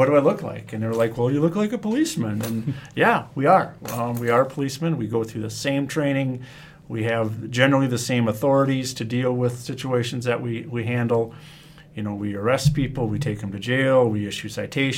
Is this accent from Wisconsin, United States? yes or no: yes; Wisconsin, United States; I'm born and raised in Wisconsin